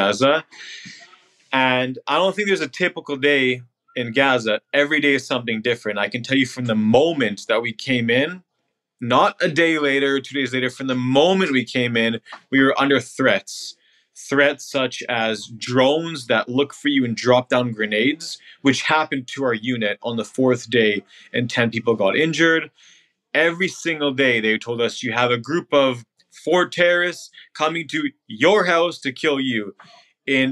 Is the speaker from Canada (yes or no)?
yes; Canada; moved away as an adult; also born or lived in Israel; now in New York, United States; I grew up in Canada, moved to Israel when I was 18, and now I live in New York.